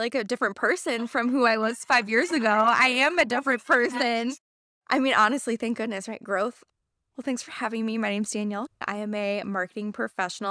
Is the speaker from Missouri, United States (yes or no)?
yes; Missouri, United States; moved away as an adult; also born or lived in Indiana / Wisconsin; now in Madison, United States; Born and raised in Missouri.